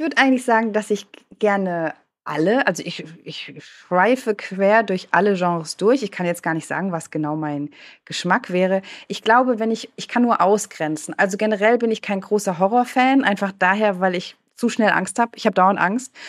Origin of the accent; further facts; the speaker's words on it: Freiburg, Baden-Württemberg, Germany; accent: Badisch; ich bin in Freiburg geboren, im Süden, da spricht man Badisch.